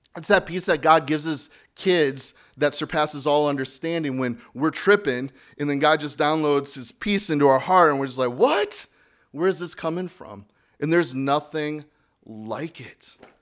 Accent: United States; Speaking as an American

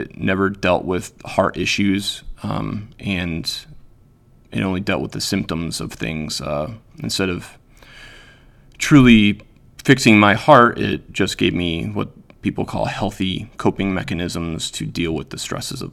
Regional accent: Pennsylvania, United States; moved away as an adult; also born or lived in Utah; now in Wisconsin, United States; I grew up in Pennsylvania. I lived there until I was about 29, and my wife at the time and I and our two children moved to Utah.

